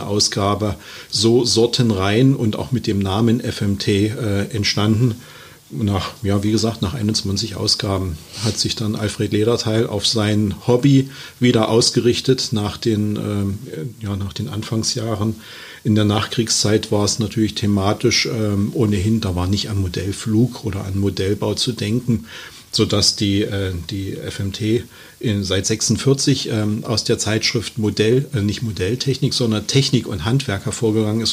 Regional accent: Halle, Saxony-Anhalt, Germany; ich bin ähm, gebürtiger Sachsen-Anhaltiner, äh, Halle an der Saale und äh, habe dort halt meine Ausbildung ganz klassisch genossen

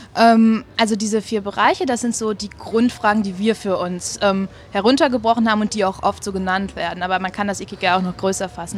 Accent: Germany; moved away as an adult; now in Switzerland; ich komme aus Deutschland und bin jetzt aber in der Schweiz seit fast drei Jahren

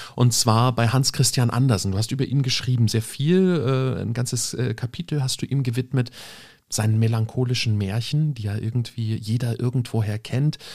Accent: Germany; wir als Deutsche

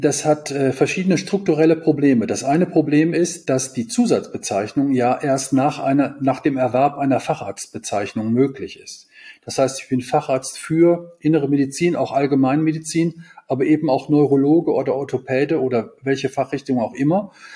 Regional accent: Kevelaer, North Rhine-Westphalia, Germany; Kevela ist eine Kleinstadt am Niederrhein in der, Nieder der niederländischen Grenze und ist auch mein Heimatort

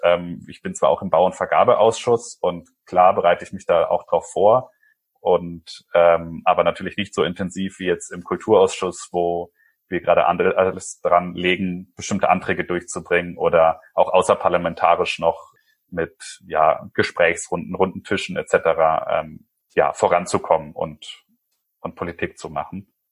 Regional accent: Germany; also born or lived in Chile; now in Nuremberg, Germany; ich bin auf dem Land aufgewachsen

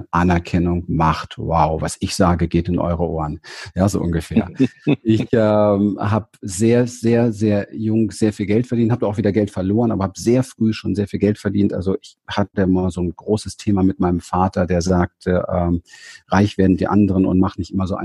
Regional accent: Berlin, Germany; Also ich komme nicht aus besonders reichen Verhältnissen. Ich bin in Berlin auf dem Hinterhof aufgewachsen und habe in den Mülltonnen gespielt.

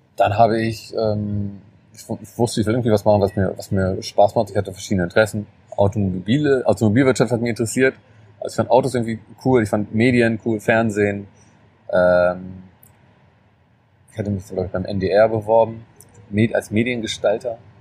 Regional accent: Germany; bei uns in Deutschland

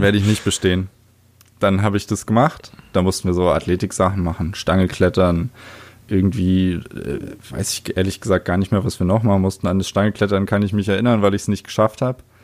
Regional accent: Oranienburg, Brandenburg, Germany; ich wurde im schönen Jahr 1995 im Februar in Oranienburg geboren. Geil. Das ist eine kleinere Stadt nördlich von Berlin. Mhm. Und ja, da bin ich aufgewachsen.

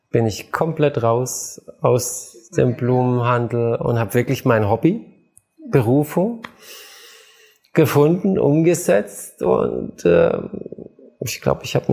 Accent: Baden-Württemberg, Germany; aber ich komme aus Schwaben, Nudeln, Spätzle und Fleisch gab's immer.

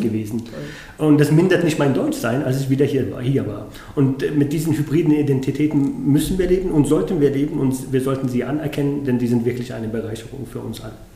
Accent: Yemen; now in Munich, Germany; zum Jemen, ähm, meinem Herkunftsland, meinem Geburtsland

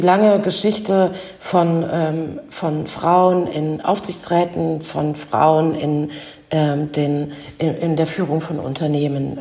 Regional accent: East Germany, Germany; meiner DDR-Herkunft oder meiner ostdeutschen Sozialisation

